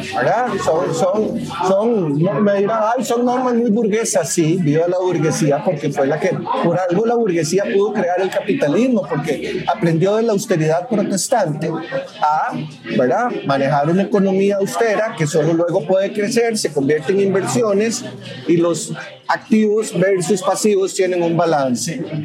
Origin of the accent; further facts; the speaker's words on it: Costa Rica; Yo soy tico